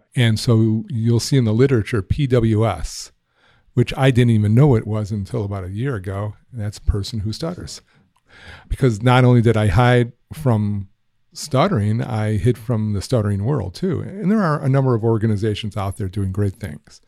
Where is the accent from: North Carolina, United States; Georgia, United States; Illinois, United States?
Illinois, United States; Highland Park; I grew up in Highland Park. That's in the north shore of Chicago.